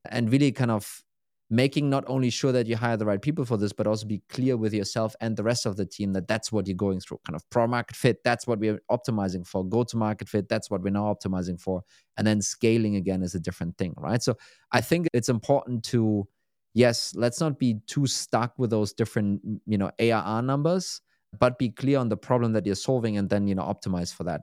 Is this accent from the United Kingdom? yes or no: no; Berlin, Germany; moved away; Berlin is kind of my hometown